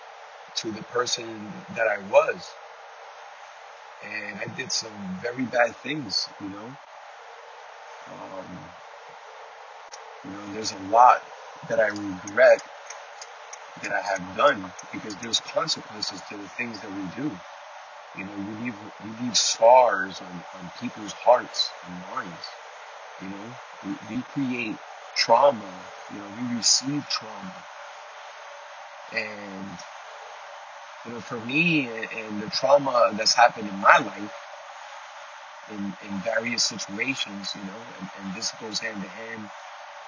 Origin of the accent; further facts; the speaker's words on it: New York City, New York, United States; moved away as an adult; now in Florida, United States; Born and raised in Queens, Flushing, Queens, Ash Ave